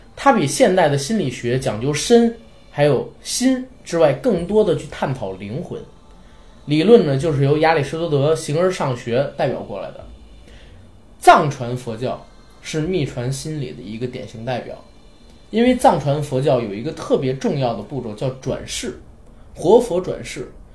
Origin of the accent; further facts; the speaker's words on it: China; 作为我们中国人